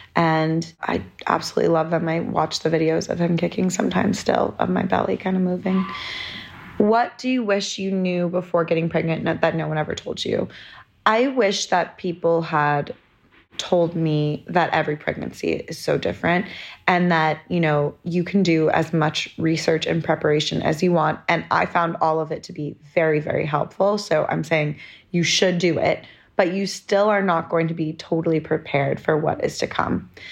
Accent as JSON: {"language": "English", "region": "London", "country": "United Kingdom", "tie": "born or raised there", "also_born_or_lived": "New York", "moved": "yes", "said": "I was born in London"}